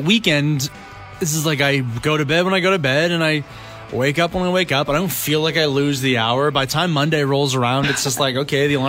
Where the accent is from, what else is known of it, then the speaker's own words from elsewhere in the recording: Canada; I'm a Canadian